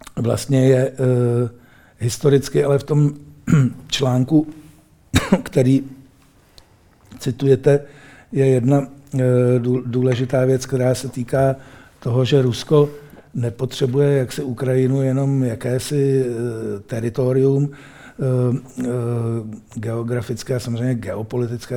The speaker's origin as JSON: {"language": "Czech", "country": "Czechia", "said": "a my tady jako Češi"}